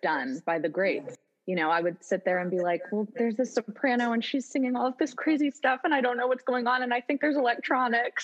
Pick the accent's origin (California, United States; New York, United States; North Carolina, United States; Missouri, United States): New York, United States; Westchester; I grew up in New York, and my parents got me just a single ticket subscription to the New York Phil every Christmas. So I would just take the train in from Westchester